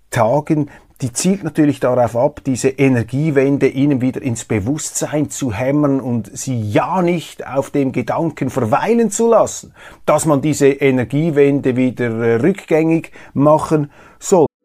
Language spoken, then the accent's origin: German; Switzerland; Ich kann nämlich gar nichts dafür, dass ich hier lebe, dass ich als Schweizer auf die Welt gekommen bin und nicht in einer anderen Gegend auf diesem Planeten.